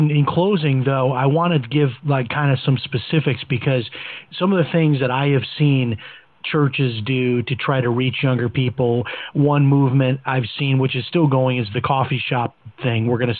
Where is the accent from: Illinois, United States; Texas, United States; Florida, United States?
Illinois, United States; Chicago; when I talk with my kids about, you know, growing up in Chicago, having maybe four channels on a good clear day on TV